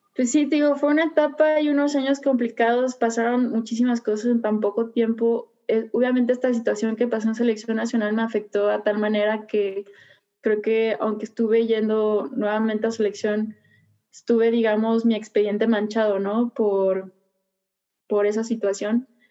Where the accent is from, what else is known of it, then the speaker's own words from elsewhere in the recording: Puerto Vallarta, Jalisco, Mexico; soy originaria de Puerto Vallarta